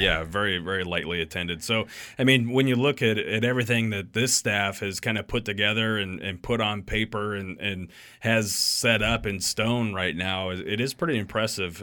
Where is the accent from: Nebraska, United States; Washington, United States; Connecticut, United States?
Nebraska, United States; Ogallala; growing up in Ogallala, we went to Shattern State's team camp every summer.